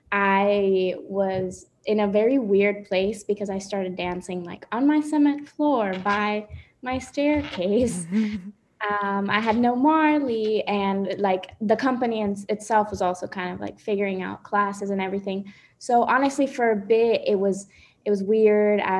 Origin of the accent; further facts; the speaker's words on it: Dominican Republic; now in Washington, D.C., United States; I am currently in Washington, D.C., but I am from Dominican Republic.